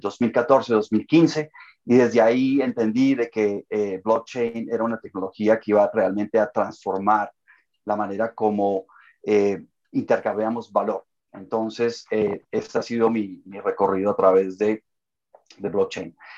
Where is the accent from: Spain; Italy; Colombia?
Colombia; now in Toronto, Canada; soy de origen colombiano, eh, radico también en Toronto, en Canadá